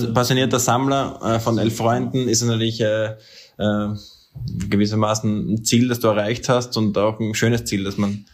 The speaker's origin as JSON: {"language": "German", "country": "Austria", "said": "als Österreicher"}